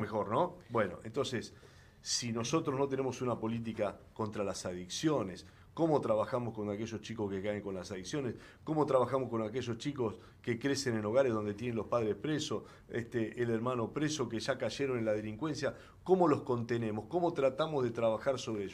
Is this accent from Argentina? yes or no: yes; Rosario, Santa Fe, Argentina; Soy de Rosario